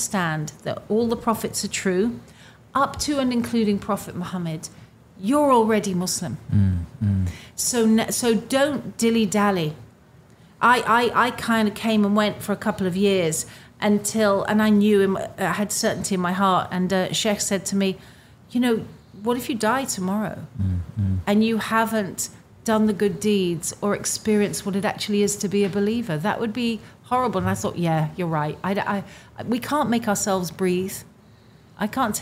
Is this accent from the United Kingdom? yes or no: yes; England, United Kingdom; I'm an English person